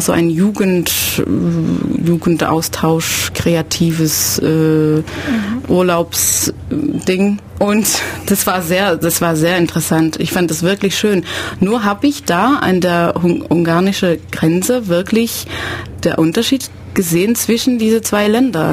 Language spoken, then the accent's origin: German; Belgium; now in Ulm, Germany; ich bin Belgierin